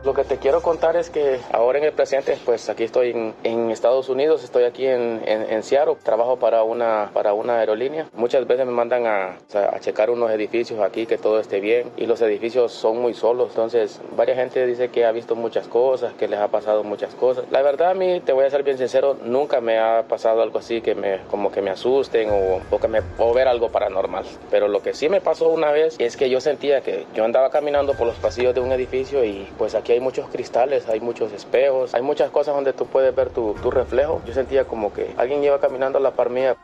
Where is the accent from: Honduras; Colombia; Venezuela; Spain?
Honduras; moved away as an adult; now in Ecuador; cuando estuve en mi país natal, Honduras.